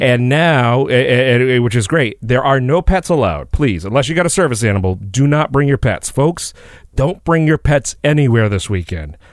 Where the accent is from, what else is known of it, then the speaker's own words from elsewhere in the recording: Warren, Rhode Island, United States; also born or lived in Pawtucket, Rhode Island; If you want to come to my hometown. Warren, well, I was technically born and lived in Pawtucket first